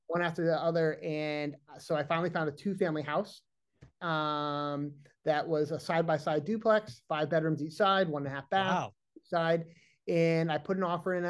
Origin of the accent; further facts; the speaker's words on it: Massachusetts, United States; I'm from Massachusetts